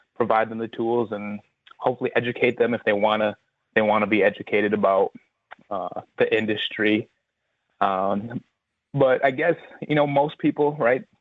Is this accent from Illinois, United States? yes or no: no; Black River Falls, Wisconsin, United States; I grew up in Black River Falls, Wisconsin